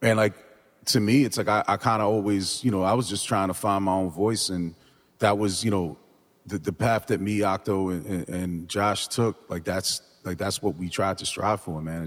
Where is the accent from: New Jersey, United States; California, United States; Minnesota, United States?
New Jersey, United States; growing up in Jersey